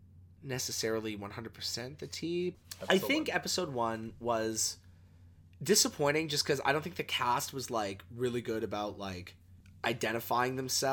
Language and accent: English; Canada; Which was like, I appreciate as a Canadian outfit.